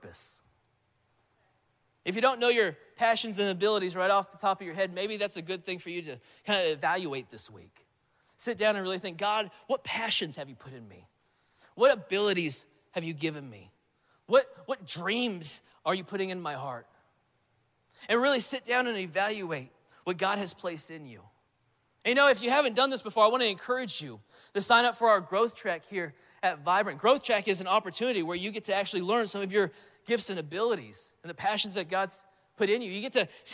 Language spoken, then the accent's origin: English; Central California, United States; moved away as an adult; now in Alabama, United States; I'm from Central California